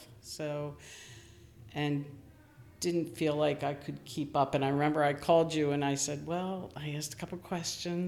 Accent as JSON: {"language": "English", "area": "Westchester", "region": "New York", "country": "United States", "said": "I'm from Westchester"}